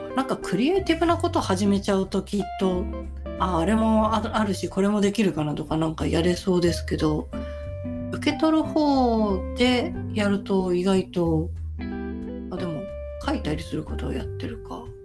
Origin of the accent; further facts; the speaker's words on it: Sagamihara, Kanagawa, Japan; moved away; ちの実家は神奈川県で相模原市ですけど